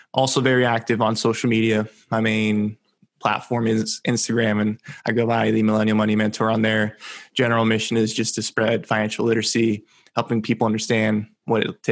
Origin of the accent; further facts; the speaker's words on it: Central Florida, United States; also born or lived in Venezuela; I grew up in Central Florida